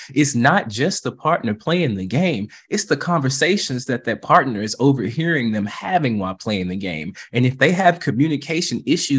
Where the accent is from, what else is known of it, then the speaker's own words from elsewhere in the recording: the South, United States; And I'm from the South. You know what that means. Bless your heart.